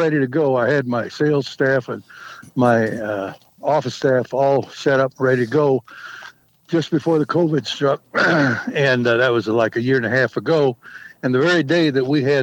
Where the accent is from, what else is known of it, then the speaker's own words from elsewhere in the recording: Kansas, United States; now in Colorado, United States; I grew up in Kansas